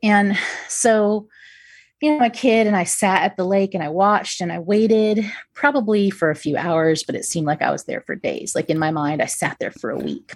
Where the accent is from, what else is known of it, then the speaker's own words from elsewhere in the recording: United States; I'm American